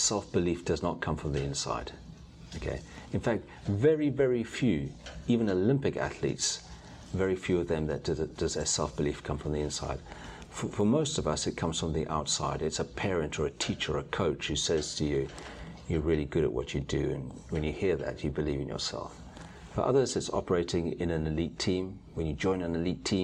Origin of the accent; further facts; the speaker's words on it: South Africa; moved away; growing up in South Africa at the end of apartheid